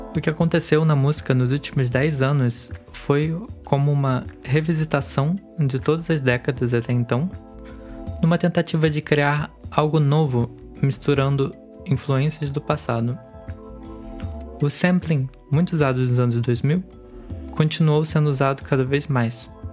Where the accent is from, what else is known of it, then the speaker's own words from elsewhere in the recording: Niterói, Rio de Janeiro, Brazil; Eu nasci em Niterói, no Rio de Janeiro